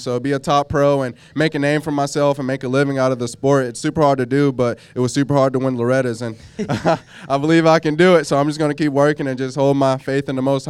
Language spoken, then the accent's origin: English; Baytown, Texas, United States; I'm from Baytown, Texas. It's about 20 minutes from downtown Houston.